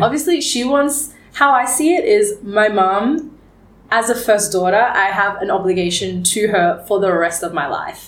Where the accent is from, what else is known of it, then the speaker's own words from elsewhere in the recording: Geelong, Victoria, Australia; also born or lived in Melbourne, Australia; now in Vietnam; I do remember growing up in Australia and wondering, how Australian am I?